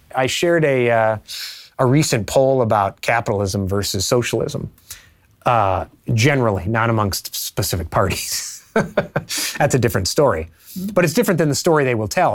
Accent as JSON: {"language": "English", "region": "Illinois", "country": "United States", "tie": "born or raised there", "also_born_or_lived": "DuPage County, Illinois", "moved": "as an adult", "lives_now": "Charleston, United States", "said": "I grew up in Illinois when the state was small business haven"}